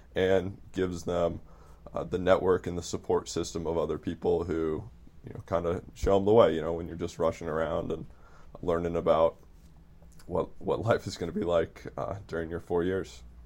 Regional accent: Midwest, United States; I'm from the Midwest

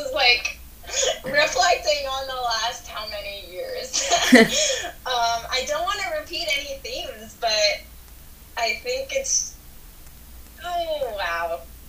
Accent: South India, India; Sometimes I can't relate to another Indian because I'm South Indian, and that's completely different from someone who lives in North India.

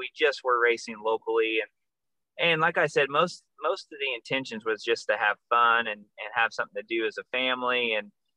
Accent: Arizona, United States; I grew up in Arizona

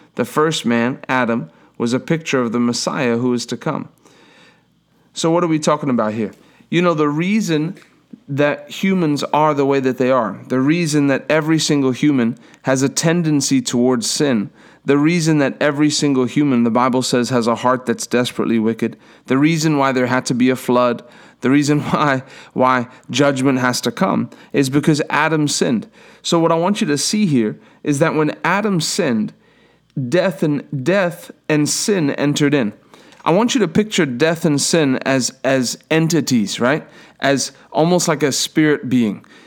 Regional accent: Durban, KwaZulu-Natal, South Africa; I was born in Durban, South Africa, in a hospital

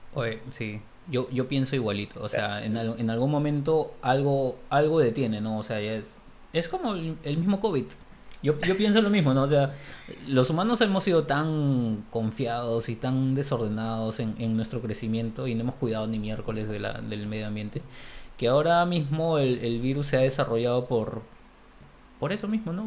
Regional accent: Peru; en Perú estamos.

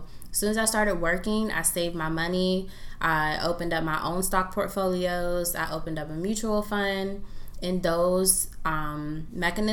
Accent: Prince George's County, Maryland, United States; I'm born and raised in Prince George's County, Maryland

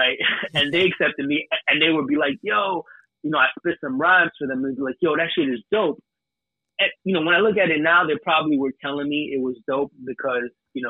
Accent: United States; turned out to be that the dance music in the UK that I was into went perfectly with the music that I grew up listening to in America.

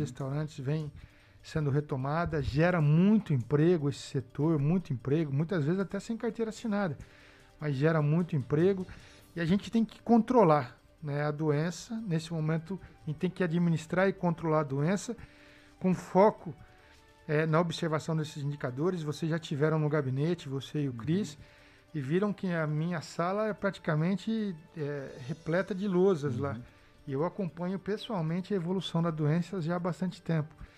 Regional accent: Botucatu, São Paulo, Brazil; Eu sou lá da Coab

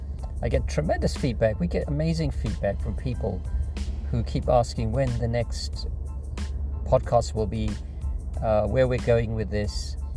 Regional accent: England, United Kingdom; I moved here from England, as many of you know, about 15 years ago.

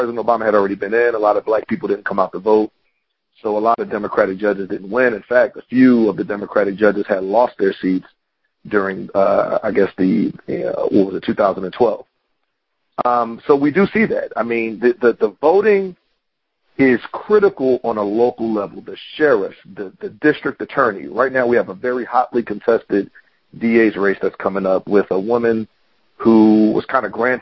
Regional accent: Philadelphia, Pennsylvania, United States; moved away; I'm originally from Pennsylvania, from Philadelphia

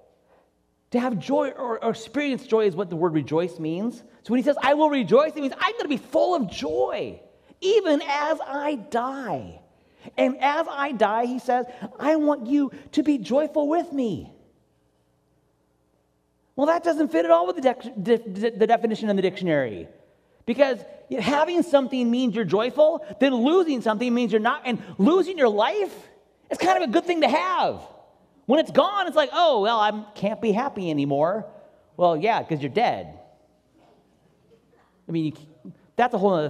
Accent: Washington, United States; now in California, United States; I'm originally from Washington State, where it rains all the time.

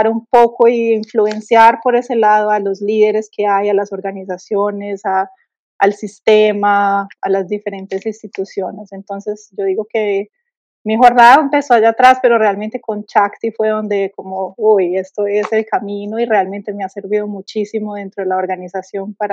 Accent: Colombia; sí, soy colombiana, sí, tengo un acento, no hablo perfecto portugués

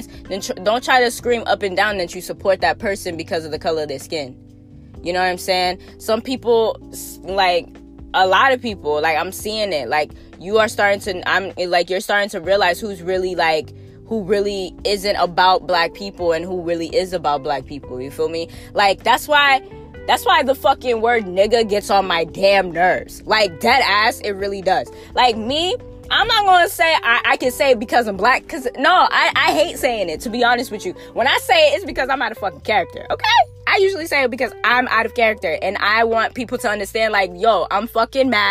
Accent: West Palm Beach, Florida, United States; I'm from the South. I was raised in the hood in the South.

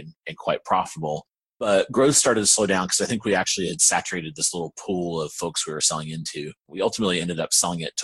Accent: Aiken, South Carolina, United States; moved away as an adult; now in Raleigh, United States; I'm actually from South Carolina. There's a little town called Aiken.

